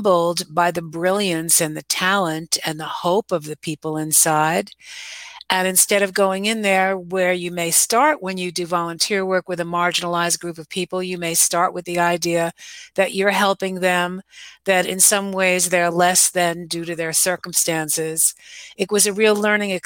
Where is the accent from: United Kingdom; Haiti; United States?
United States; Scarsdale, New York; I grew up in Westchester, New York, in Scarsdale